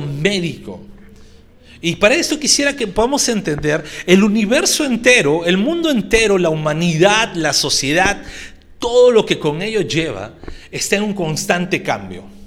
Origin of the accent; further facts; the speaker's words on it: Peru; estamos en nuestro mes de libertad como peruanos